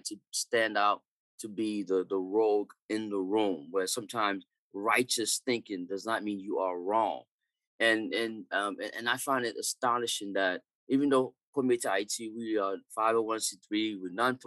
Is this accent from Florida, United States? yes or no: yes; Miami, Florida, United States; when I was growing up in Miami